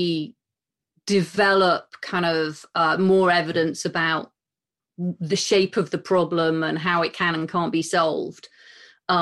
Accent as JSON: {"language": "English", "country": "United Kingdom", "said": "as a woman and as a British woman"}